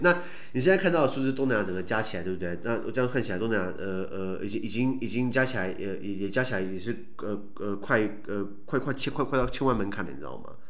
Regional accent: Taiwan; 我们台湾人

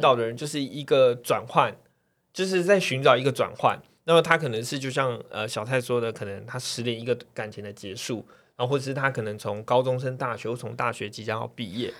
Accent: Taiwan; 我们身为台湾人

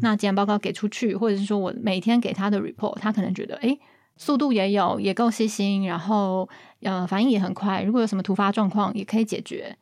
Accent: Taiwan; 我们就是台湾人

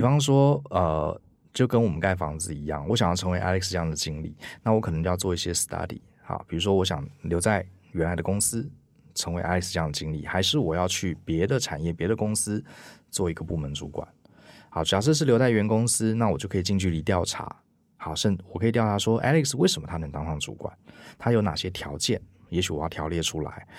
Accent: Taiwan; 我们台湾人

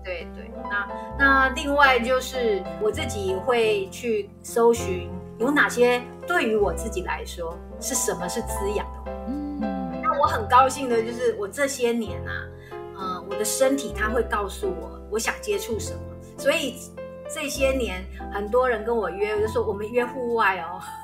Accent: Taiwan; 我们台湾人

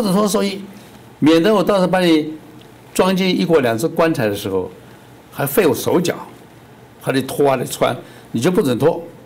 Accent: Taiwan; also born or lived in Singapore; 我觉得台湾是我成长的地方

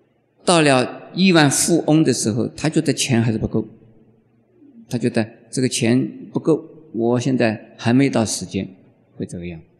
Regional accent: Taiwan; 我们开始的时候是 homeless，就是我们台湾话叫做无科的什么蜗牛

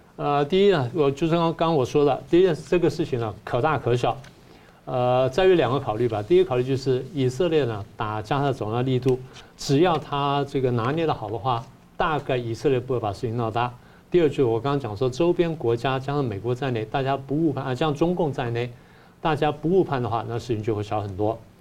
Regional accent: Taiwan; 我们台湾人

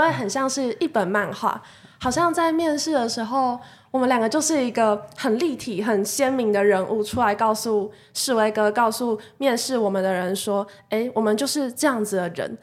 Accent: Kaohsiung, Taiwan; moved away; also born or lived in Taipei; 我其实就是一个高雄人，只是我回到高雄蹲点这样子

